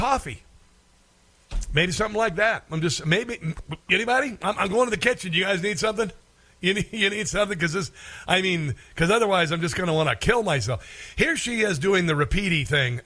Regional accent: Tornado Alley, United States; I'm from Tornado Alley

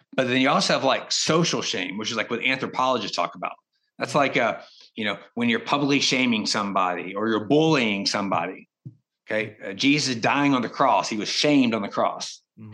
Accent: East Texas, United States; moved away as an adult; also born or lived in China; I grew up in East Texas, a poor family

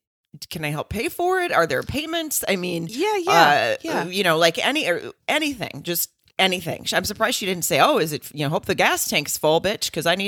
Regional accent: Germany; born there; I was born in Germany on the Air Force Base

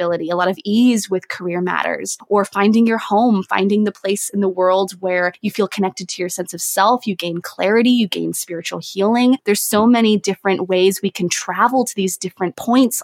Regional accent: San Diego, California, United States; moved away as an adult; also born or lived in New York City; now in France; I'm originally from San Diego, California

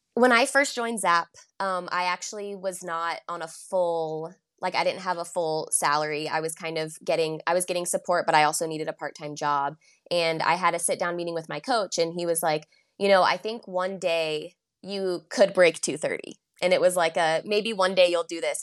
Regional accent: Chapel Hill, North Carolina, United States; also born or lived in Charleston, South Carolina; I grew up in Chapel Hill

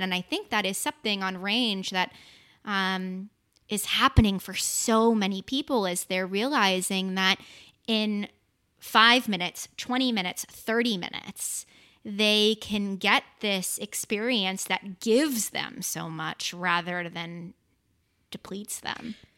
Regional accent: Boston, Massachusetts, United States; I'm from Boston, Massachusetts

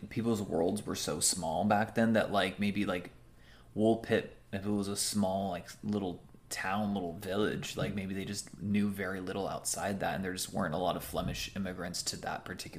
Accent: Southern California, United States; We're just from Southern California

